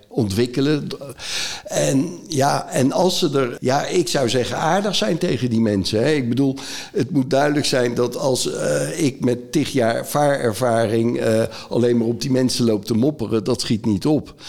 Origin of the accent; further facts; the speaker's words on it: North Brabant, Netherlands; Ik kom zelf uit Brabant